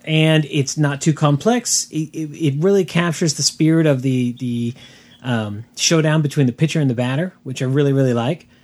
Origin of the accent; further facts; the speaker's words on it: San Diego, California, United States; growing up in San Diego, the, the, it was rare for us to actually wear the flannel